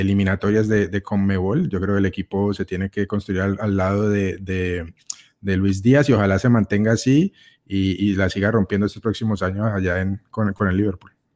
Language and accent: Spanish; Colombia; Como, como colombiano y como latino